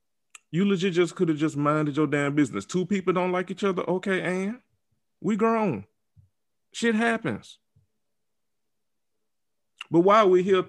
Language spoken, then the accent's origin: English; the South, United States; Because listen, I'm from the South.